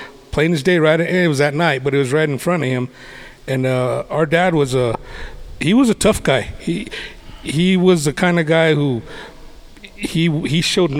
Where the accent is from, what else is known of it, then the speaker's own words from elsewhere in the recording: Gallup, New Mexico, United States; growing up in the Gallup area